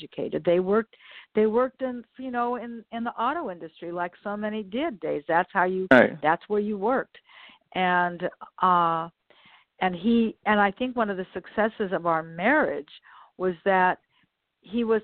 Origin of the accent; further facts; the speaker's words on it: Los Angeles, California, United States; I was born and raised here in Westchester. Community within Los Angeles. I've always lived here